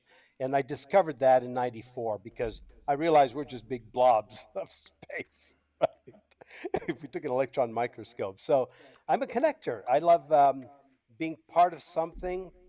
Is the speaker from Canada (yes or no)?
yes; Canada; accent: French Canadian; first language French; English is a second language; moved away as an adult; also born or lived in Tampa, Florida, United States / Costa Rica; now in Brazil; I'm Canadian. Moved to Tampa, Florida in 1992